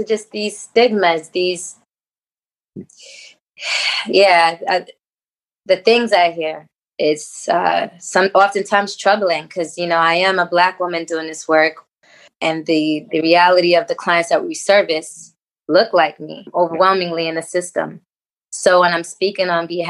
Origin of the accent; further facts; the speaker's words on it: New York City, New York, United States; I'm born and raised in Harlem